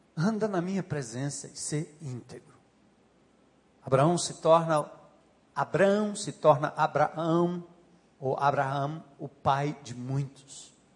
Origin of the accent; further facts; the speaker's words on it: Northeast Region, Brazil; accent: nordestino; sotaque nordestino